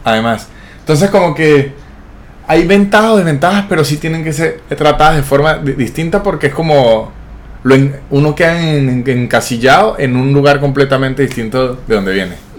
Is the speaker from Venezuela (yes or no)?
yes; Venezuela; moved away as an adult; also born or lived in Mexico; now in Argentina; yo soy venezolano